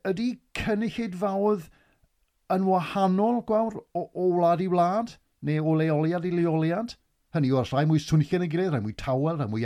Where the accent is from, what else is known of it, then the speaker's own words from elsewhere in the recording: Wales, United Kingdom; fi fel Cymro Cymraeg